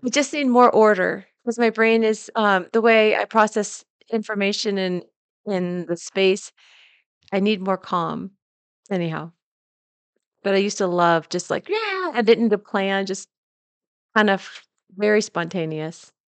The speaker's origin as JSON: {"language": "English", "area": "the Northwest", "region": "Pacific Northwest", "country": "United States", "tie": "born or raised there", "moved": "yes", "said": "growing up in the Northwest, we didn't have humidity"}